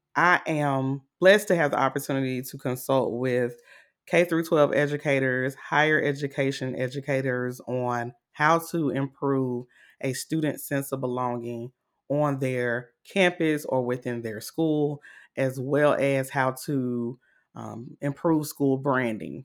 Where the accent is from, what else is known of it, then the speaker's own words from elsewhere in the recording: Augusta, Georgia, United States; I'm from Augusta, Georgia